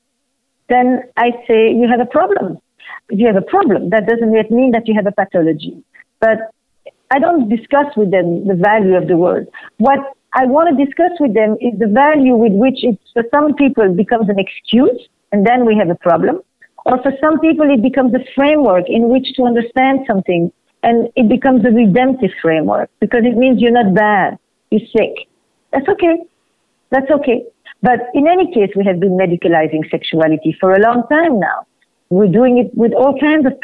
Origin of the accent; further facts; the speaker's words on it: Flemish part of Belgium, Flanders, Belgium; moved away; I'm from Belgium, from the Flemish part of Belgium